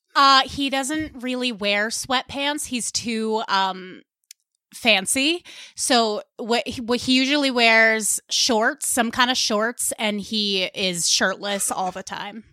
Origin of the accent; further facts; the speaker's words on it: Westchester County, New York, United States; accent: Long Island; I am from Westchester County